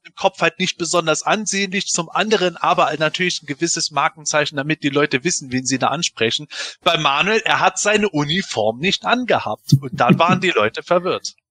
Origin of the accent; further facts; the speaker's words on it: Germany; bin Eifeler, ich komme aus dem Rheinland, wir reden halt viel